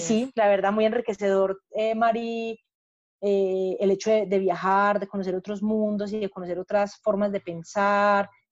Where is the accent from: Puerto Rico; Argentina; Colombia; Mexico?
Colombia; Paisa, Antioquia; yo soy paisa, estoy en, el, centro gestáltico de Medellín